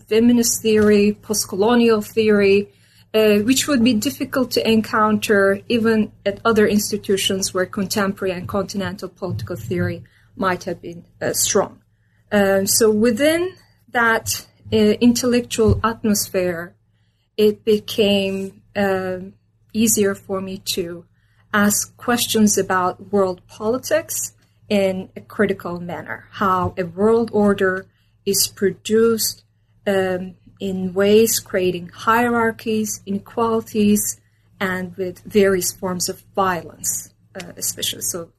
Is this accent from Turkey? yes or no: yes; Istanbul, Turkey; English is a second language; I was born and raised in Istanbul, Turkey. I had my undergraduate education at Boğaziçi University in Istanbul